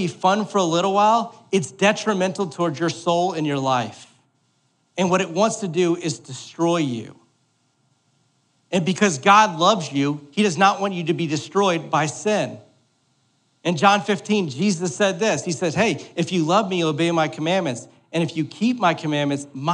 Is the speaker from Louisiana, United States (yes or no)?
yes; New Orleans, Louisiana, United States; I'm from New Orleans.